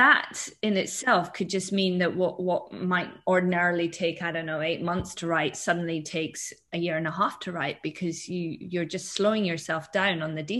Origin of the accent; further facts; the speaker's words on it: Scotland, United Kingdom; I was brought up in Scotland